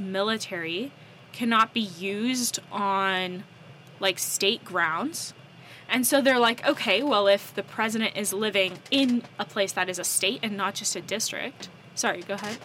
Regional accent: North Carolina, United States; accent: American; moved away as an adult; also born or lived in Southern California; I grew up in North Carolina

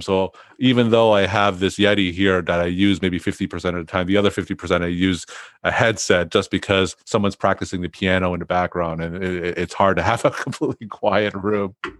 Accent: New England, United States; I'm from New England

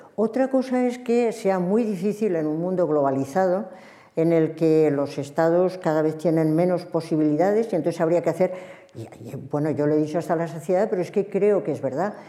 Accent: Spain; en una sociedad plural como la nuestra, como la española

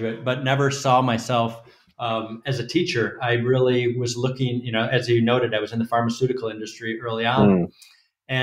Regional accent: Petoskey, Michigan, United States; also born or lived in Rochester, Minnesota; now in Frankfurt, Germany; I grew up most of the time in Petoskey, a small town of 6,000 people

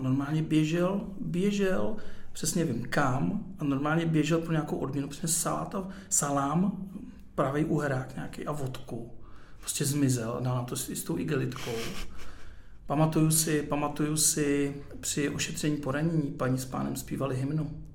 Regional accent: Ústí nad Labem, Ústí nad Labem Region, Czechia; já jsem narozený v Ústí

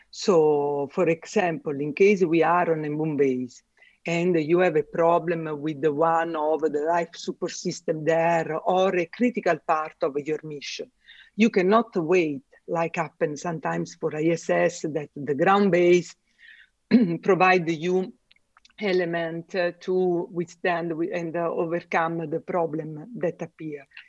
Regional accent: Italy; first language Italian; English is a second language; moved away as an adult; now in Germany; two from Italy and one from UK

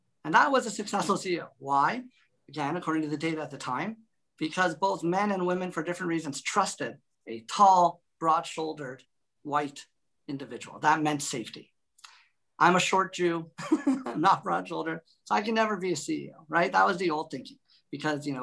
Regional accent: Canada; also born or lived in Toronto; I'm a Canadian

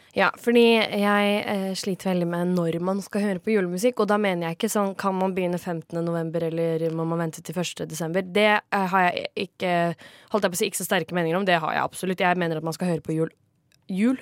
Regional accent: Kragerø, Telemark, Norway; Jeg er jo fra Kragerø

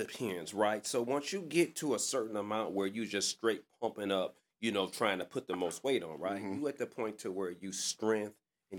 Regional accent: Detroit, Michigan, United States; I'm from Livernois and Davidson.

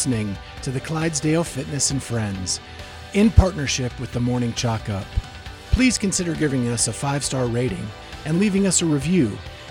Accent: Western Pennsylvania, United States; moved away; I'm from Western Pennsylvania

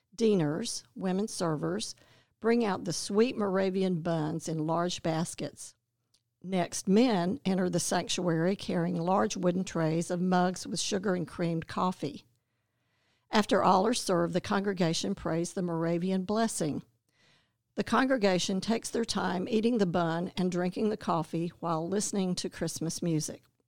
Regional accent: Winston-Salem, North Carolina, United States; also born or lived in Clemson; now in Athens, United States; we both grew up in Winston-Salem, North Carolina

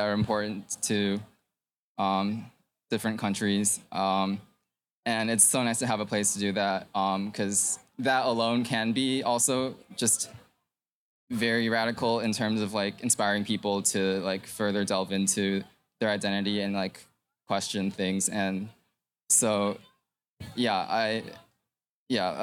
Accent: Chicago suburbs, Illinois, United States; growing up in the Chicago suburbs with mostly white schools

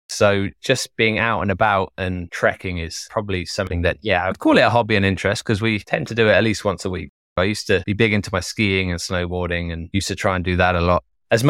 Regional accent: Wales, United Kingdom; also born or lived in Germany / Italy / London; Although I grew up in Wales primarily, we traveled around the world. So we traveled primarily in the UK, but lived in Germany for a while, in Italy.

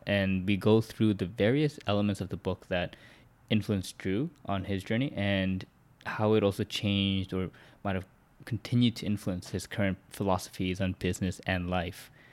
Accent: Vancouver, British Columbia, Canada; my hometown here in Vancouver

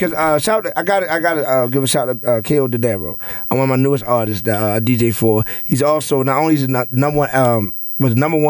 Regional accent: Baltimore, Maryland, United States; Now, you know where I'm from, the greatest part of West Baltimore.

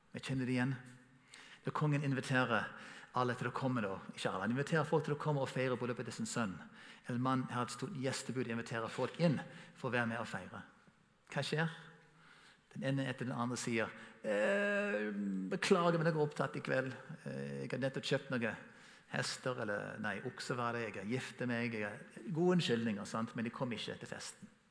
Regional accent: United States; Norwegian is a second language; now in Norway; Som amerikaner som kommer til Norge

